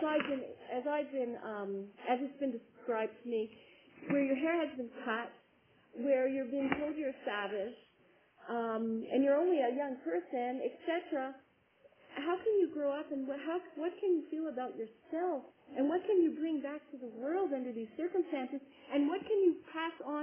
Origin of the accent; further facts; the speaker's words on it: Montreal, Quebec, Canada; moved away as an adult; also born or lived in Flin Flon, Manitoba; now in Alberta, Canada; I studied as a dietitian in Montreal. I am from Montreal